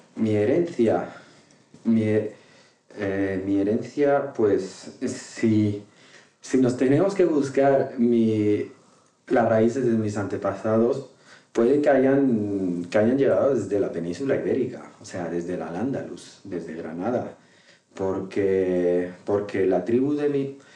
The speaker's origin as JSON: {"language": "Spanish", "town": "Tangier", "region": "Tanger-Tetouan-Al Hoceima", "country": "Morocco", "tie": "born or raised there", "first_language": "Moroccan Arabic", "second_language": "Spanish", "moved": "as an adult", "lives_now": "Madrid, Spain", "said": "nací en Tánger hace 37 años ya y, soy marroquí"}